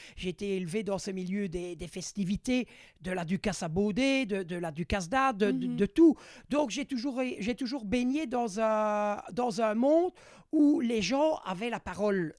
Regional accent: faubourg de Mons, Wallonia, Belgium; Je suis natif du faubourg de Mons, c'est mon, lieu de naissance

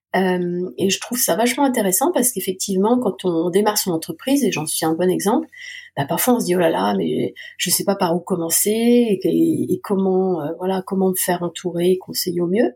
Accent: Alsace, Grand Est, France; also born or lived in Moscow / London; now in Lyon, France; je suis revenue dans ma terre natale ou ma terre de cœur, puisque je suis alsacienne

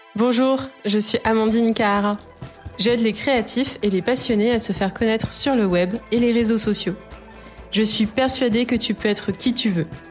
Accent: Lyon, Auvergne-Rhône-Alpes, France; je viens de Lyon

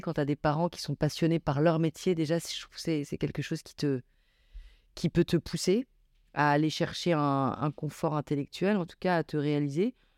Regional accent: Grenoble, Auvergne-Rhône-Alpes, France; moved away as an adult; also born or lived in Paris; je viens de la banlieue de Grenoble, où j'ai grandi

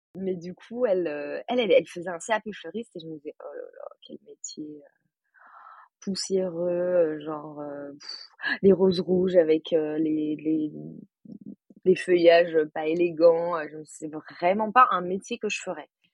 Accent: Paris, Île-de-France, France; moved away as an adult; now in Chambéry, France; je suis parisienne

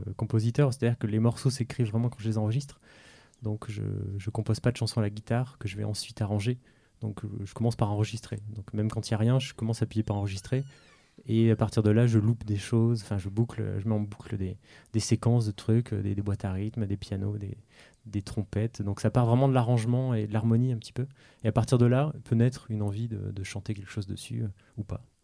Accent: France; je suis français né en France

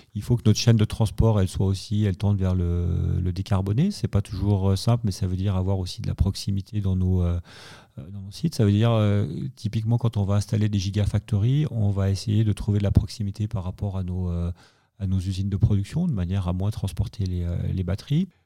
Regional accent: Savoy, Auvergne-Rhône-Alpes, France; je suis savoyard, je suis on dans un petit village euh, qui fait un peu 3000 euh, habitants

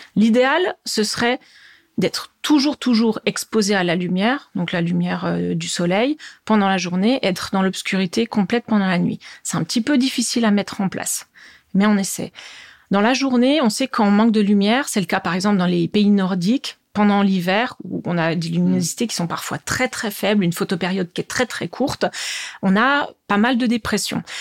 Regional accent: Bourgogne-Franche-Comté, France; moved away as an adult; also born or lived in Besançon / United States; now in Strasbourg, France; j'habite à Strasbourg et je suis originaire de Franche-Comté, d'où peut-être mon petit accent

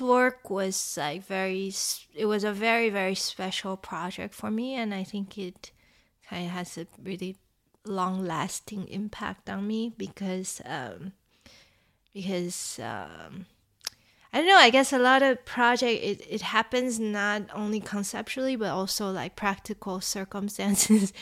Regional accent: Taiwan; moved away; I grew up in Taiwan

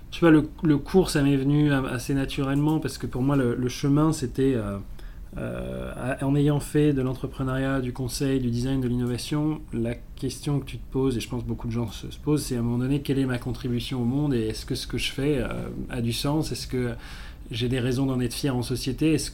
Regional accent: South Africa; j'ai grandi en Afrique du Sud dans, les années 90, qui correspondait en fait à la fin de l'apartheid, à la libération de Mandela

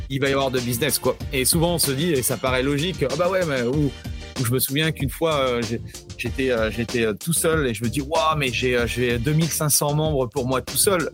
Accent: France; also born or lived in New Zealand; chez nous en France

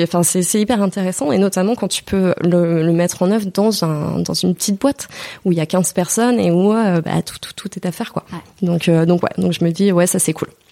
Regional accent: Moselle, near Thionville, Grand Est, France; moved away as an adult; also born or lived in Mulhouse, Alsace / Nancy; J'ai grandi donc en Moselle, donc c'est pas très très loin. D'ailleurs c'est pour ça qu'on me confond toujours. On dit que je suis une Alsacienne, mais non, non c'est Mosellane Lorraine. Mais j'ai grandi à côté de, de Thionville

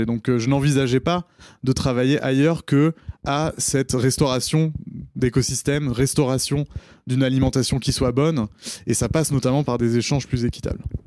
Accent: Paris, Île-de-France, France; je suis né en 1987 à Paris, non loin d'ici

